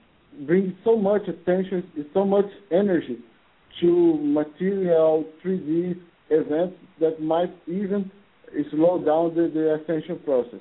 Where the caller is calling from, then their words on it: Brazil; from Brazil